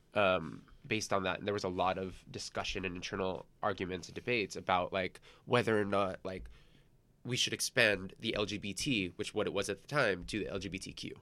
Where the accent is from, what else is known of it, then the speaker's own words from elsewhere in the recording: San Gabriel Valley, California, United States; moved away as an adult; also born or lived in Torrance, California; now in New York, United States; I grew up in the San Gabriel Valley